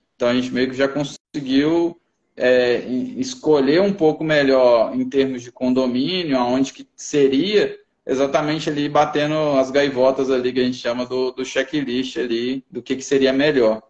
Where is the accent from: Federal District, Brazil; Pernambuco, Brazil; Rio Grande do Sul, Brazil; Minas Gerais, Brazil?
Federal District, Brazil; Brasília; moved away as an adult; now in Dourados, Brazil; eu sou natural de Brasília